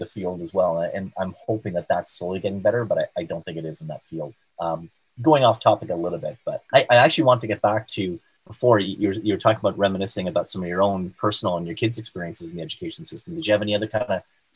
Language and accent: English; South Shore of Montreal, Quebec, Canada; I grew up on the South Shore of Montreal and went to McGill in Montreal